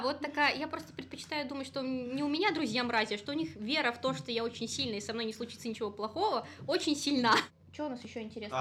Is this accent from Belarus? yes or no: yes; Gomel Region, Belarus